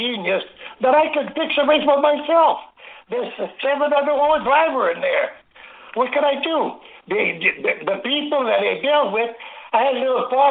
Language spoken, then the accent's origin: English; Angers, Quebec, Canada; the farmhouse where I was raised and born in Angers, Quebec